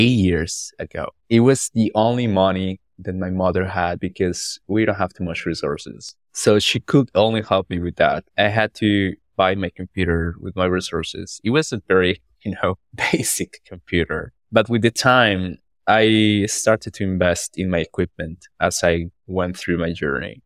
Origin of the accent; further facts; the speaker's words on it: Orito, Putumayo, Colombia; English is a second language; I'm from Colombia.